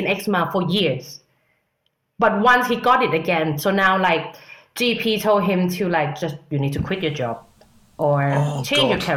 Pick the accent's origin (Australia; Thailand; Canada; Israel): Thailand; now in London, United Kingdom; I'm from Thailand.